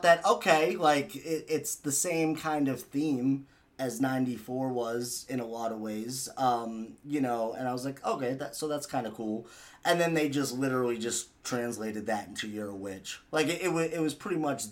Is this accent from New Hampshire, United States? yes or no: no; Massachusetts, United States; I'm from Massachusetts